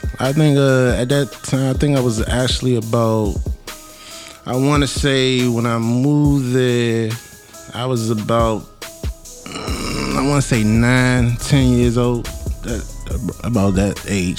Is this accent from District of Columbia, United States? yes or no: yes; Washington, District of Columbia, United States; I'm from uptown, man. 1-4.